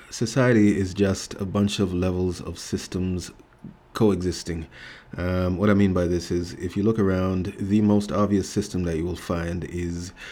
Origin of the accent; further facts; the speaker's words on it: Jamaica; I was telling him about how I came from Jamaica and then I experienced snow for the first time at one point